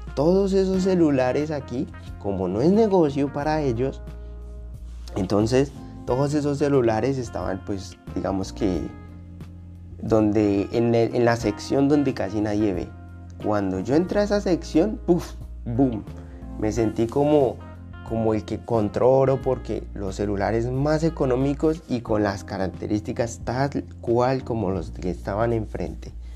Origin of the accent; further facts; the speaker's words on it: Colombia; now in Australia; mi país, Colombia